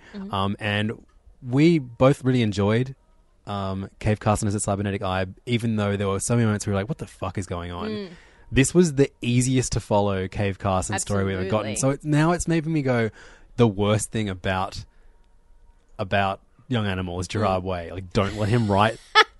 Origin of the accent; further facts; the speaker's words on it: Ireland; I'm Irish, and I've been on tour with ….